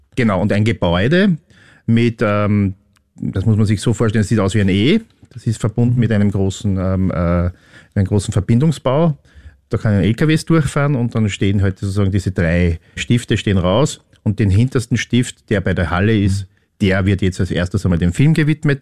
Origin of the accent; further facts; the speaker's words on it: Upper Austria, Austria; ich bin in Oberösterreich aufgewachsen